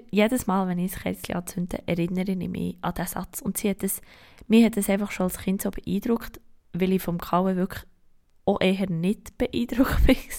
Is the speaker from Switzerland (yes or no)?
yes; Switzerland; bei uns in der Schweiz